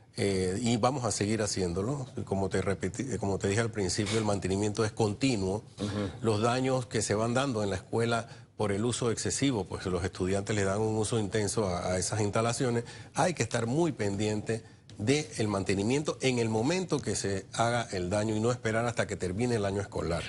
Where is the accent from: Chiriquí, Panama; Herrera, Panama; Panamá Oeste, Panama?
Panamá Oeste, Panama; San Miguelito; yo soy de San Miguelito